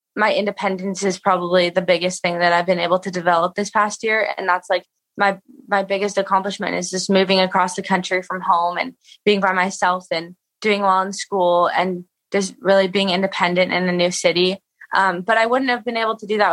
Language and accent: English; Santa Barbara, California, United States; also born or lived in Boston, Massachusetts; I'm from Santa Barbara, California